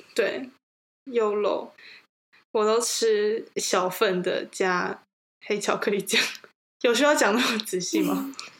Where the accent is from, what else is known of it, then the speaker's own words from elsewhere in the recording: Taipei, Taiwan; 我们都是土生土长的台北人